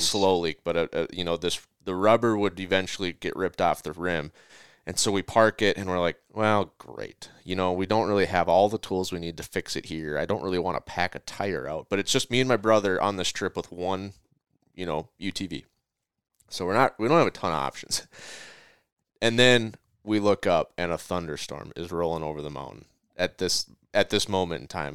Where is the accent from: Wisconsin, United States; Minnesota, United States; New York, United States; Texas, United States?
Minnesota, United States; my hometown of or home state of Minnesota